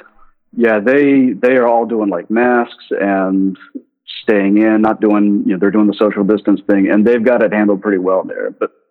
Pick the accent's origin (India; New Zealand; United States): United States; moved away; because we're American.